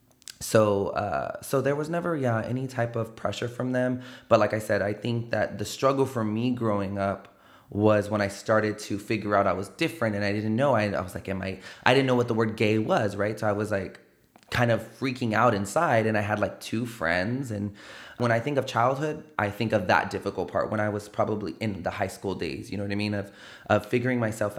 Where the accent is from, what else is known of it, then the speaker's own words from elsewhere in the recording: San Antonio, Texas, United States; I grew up over there